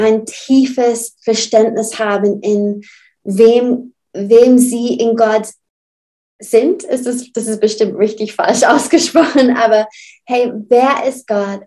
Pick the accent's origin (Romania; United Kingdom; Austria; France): United Kingdom; Burnley, North West England; German is a second language; now in Southern Germany; Ich komme aus England